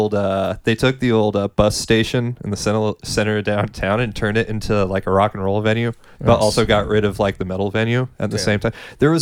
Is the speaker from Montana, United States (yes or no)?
yes; Montana, United States; moved away as an adult; now in Austin, United States; I'm from Montana originally.